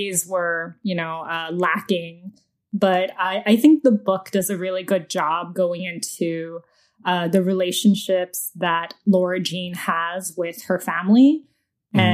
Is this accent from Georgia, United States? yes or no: yes; Georgia, United States; another Southern Asian because I'm from Georgia